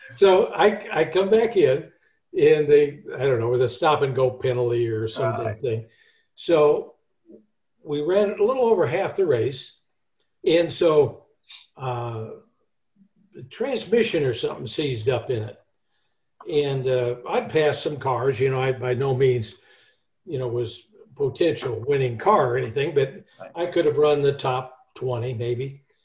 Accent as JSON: {"language": "English", "region": "California", "country": "United States", "said": "I'm from California"}